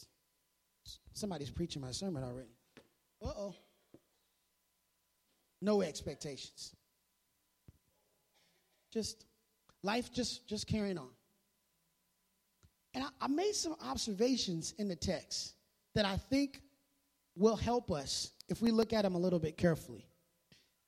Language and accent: English; Midwest, United States; I grew up in the Midwest